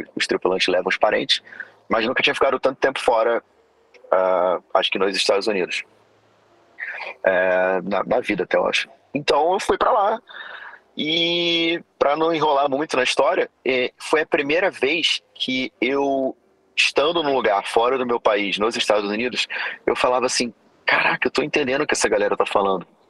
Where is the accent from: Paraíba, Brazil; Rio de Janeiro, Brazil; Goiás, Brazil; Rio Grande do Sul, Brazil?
Rio de Janeiro, Brazil; moved away as an adult; also born or lived in Florida, United States; eu sou oriundo aqui do Rio de Janeiro